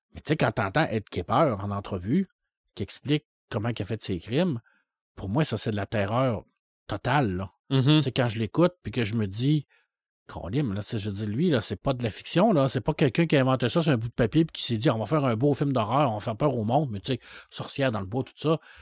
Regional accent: Saguenay, Quebec, Canada; quand j'étais jeune, au Saguenay

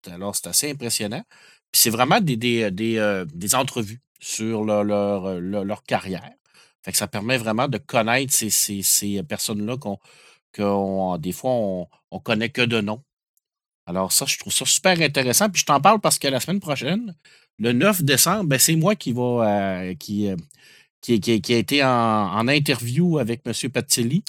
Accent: Quebec, Canada; je suis québécois en plus

